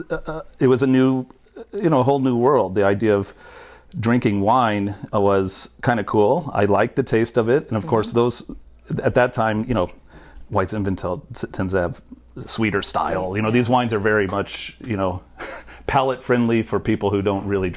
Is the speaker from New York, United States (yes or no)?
no; Evansville, Indiana, United States; I was born and raised in a town called Evansville, Indiana, which is southern Indiana